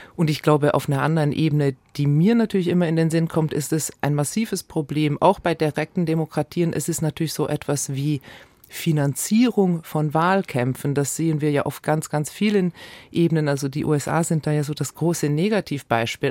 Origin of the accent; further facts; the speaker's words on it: Switzerland; ich bin ja als Schweizerin natürlich auch die Vertreterin von direktdemokratischen Strukturen